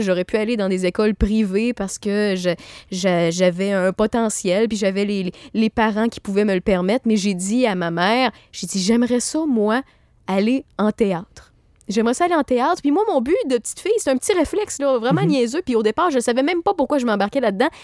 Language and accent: French; Quebec City, Quebec, Canada; je suis de Québec